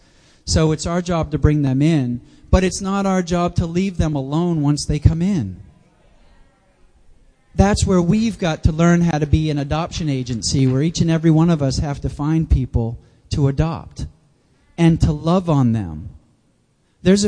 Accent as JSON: {"language": "English", "region": "New Hampshire", "country": "United States", "tie": "born or raised there", "also_born_or_lived": "Jacksonville, Florida", "moved": "as an adult", "said": "I grew up in the Granite State"}